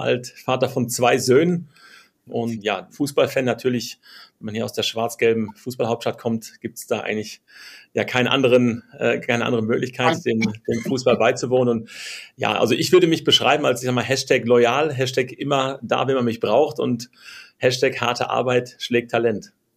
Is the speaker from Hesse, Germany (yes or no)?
no; Dortmund, North Rhine-Westphalia, Germany; bin auch ein Dortmunder Junge